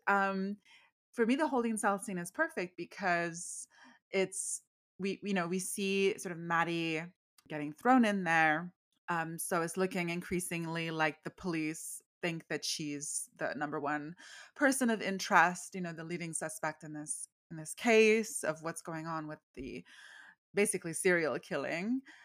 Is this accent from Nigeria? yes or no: no; Canada; I grew up, like, in the eighties, and even though I'm Canadian, I'm totally, like, I was raised on American culture